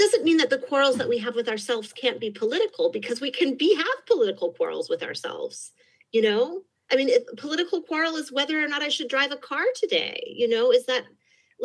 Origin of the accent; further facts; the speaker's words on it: Berkeley, California, United States; I grew up in Berkeley